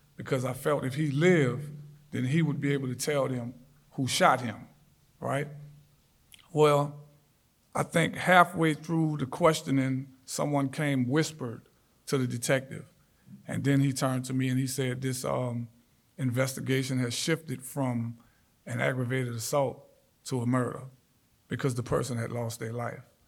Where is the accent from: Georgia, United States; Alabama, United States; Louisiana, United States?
Louisiana, United States; New Orleans; I grew up in New Orleans, born and raised